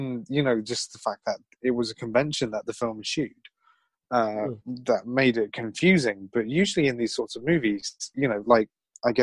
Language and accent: English; United Kingdom; being a Brit